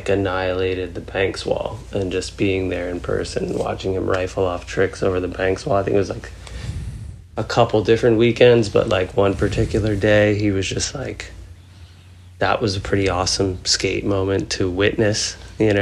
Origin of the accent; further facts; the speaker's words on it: Red Bank, New Jersey, United States; moved away; also born or lived in Houston; I grew up in Red Bank or Lincroft Red Bank area in New Jersey